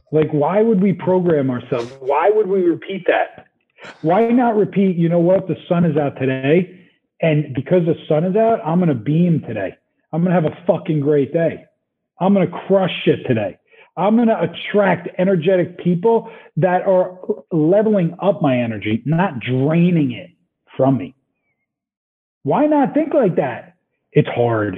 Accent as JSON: {"language": "English", "region": "New Jersey", "country": "United States", "moved": "yes", "said": "I'm from Jersey"}